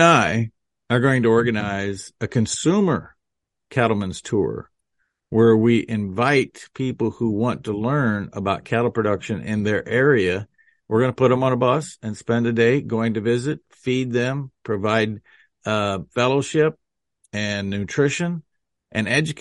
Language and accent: English; Hazard, Nebraska, United States; my hometown of Hazard